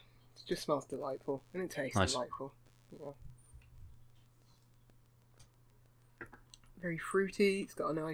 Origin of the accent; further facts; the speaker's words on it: United Kingdom; as a Brit